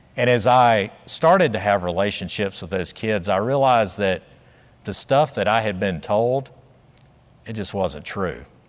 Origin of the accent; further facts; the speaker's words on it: South Carolina, United States; I grew up in South Carolina in the nineteen sixties